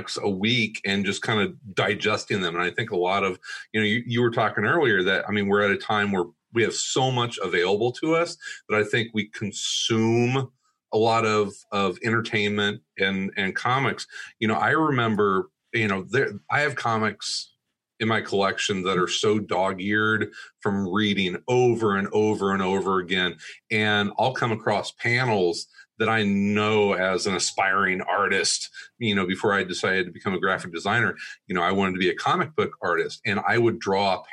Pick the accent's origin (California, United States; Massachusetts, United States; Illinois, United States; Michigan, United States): Illinois, United States; Southern; I grew up in Southern Illinois